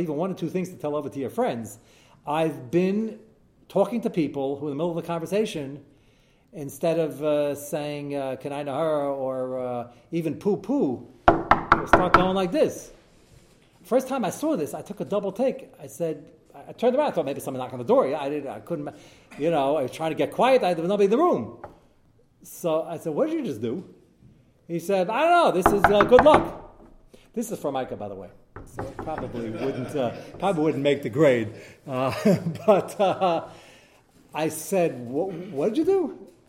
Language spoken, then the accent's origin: English; United States; hey, I'm American